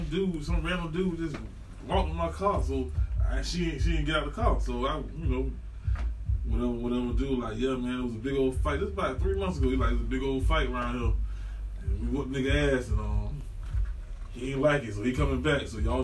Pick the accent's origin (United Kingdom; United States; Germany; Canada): United States; Eatonville, Florida; I'm from Eatonville.